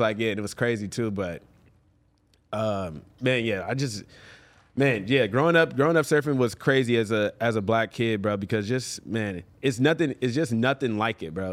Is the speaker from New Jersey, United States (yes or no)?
no; Los Angeles, California, United States; I grew up in Venice, on the beach, damn boardwalk, like you know, as a kid